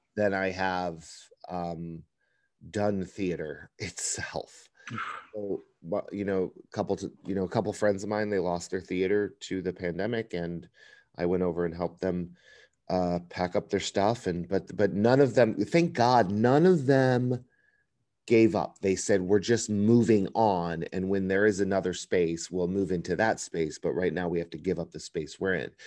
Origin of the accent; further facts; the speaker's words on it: Chicago suburbs in Northwest Indiana, United States; moved away as an adult; now in Los Angeles, United States; I'm originally from Chicago, um, the suburbs in Northwest Indiana